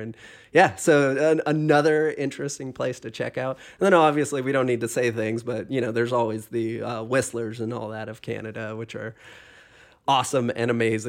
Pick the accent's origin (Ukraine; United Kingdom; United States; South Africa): United States; Pacific Northwest; And I grew up kind of in the Northwest, and back in the day, I was not a Boise fan.